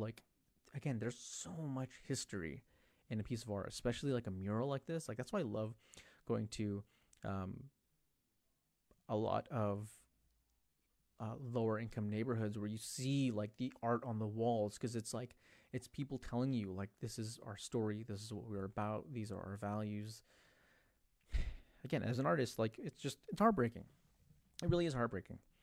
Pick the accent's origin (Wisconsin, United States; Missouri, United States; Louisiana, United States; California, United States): California, United States; San Jose; San Jose, my hometown, San Jose